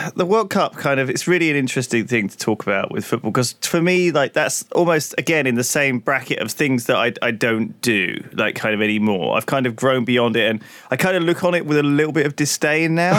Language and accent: English; England, United Kingdom; as a kid growing up in England